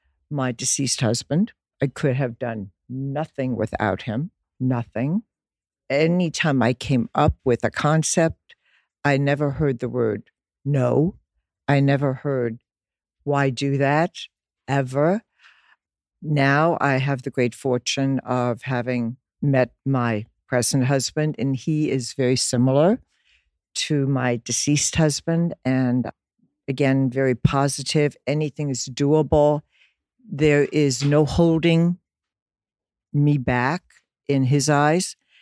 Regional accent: Dublin, Leinster, Ireland; born there; I was born in Dublin, Ireland. My mother was German. My father, Irish.

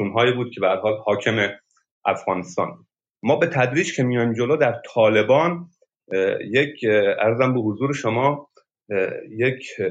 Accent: Sistan and Baluchestan, Iran; در مرز افغانستان به دنیا آمدم و منطقه سیستان

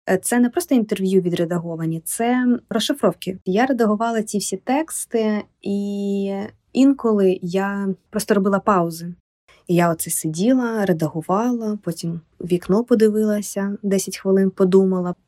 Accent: Ukraine; moved away as an adult; also born or lived in Kyiv, Ukraine; now in Warsaw, Poland; я з України

